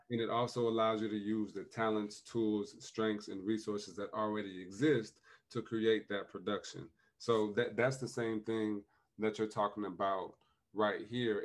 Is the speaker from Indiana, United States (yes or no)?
yes; South Bend, Indiana, United States; my hometown of South Bend